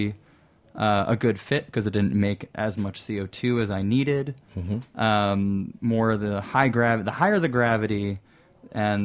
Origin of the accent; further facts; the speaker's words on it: New Jersey, United States; moved away as an adult; now in New York City, United States; New Jersey, I didn't go too far